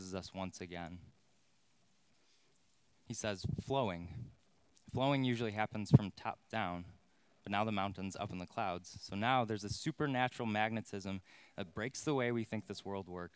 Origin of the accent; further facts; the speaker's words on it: Crystal Lake, Illinois, United States; now in Plainfield, United States; Growing up in Crystal Lake, we had this infamous sledding hill at Veterans Acres